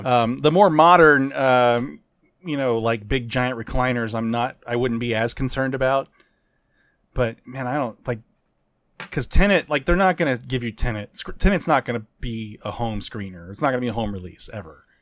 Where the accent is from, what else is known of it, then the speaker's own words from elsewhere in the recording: United States; I'm an American